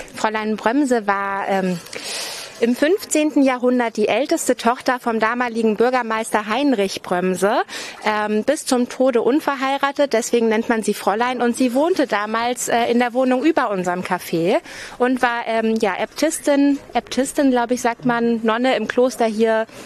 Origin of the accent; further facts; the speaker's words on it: Auxerre, Bourgogne-Franche-Comté, France; accent: French; German is a second language; moved away as an adult; also born or lived in Cologne; now in Lübeck, Germany; aus, Bu aus der Burgund, also aus einer ganz kleinen Stadt, aber sehr schön. Auxerre heißt das.